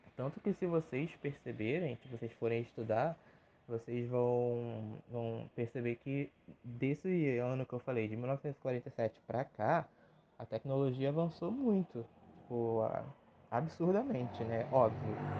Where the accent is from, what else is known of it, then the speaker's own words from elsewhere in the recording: Rio de Janeiro, Brazil; sou nascido e criado no Rio de Janeiro